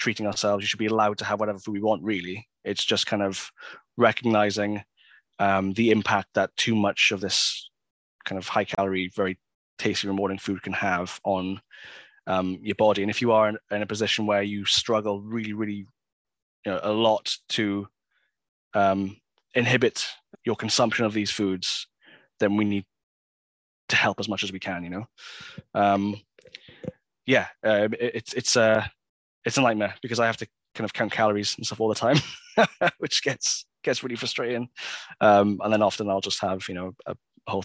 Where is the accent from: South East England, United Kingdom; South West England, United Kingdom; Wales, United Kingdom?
Wales, United Kingdom; Swansea; now in Cardiff, United Kingdom; I was driving back to Swansea, where I'm from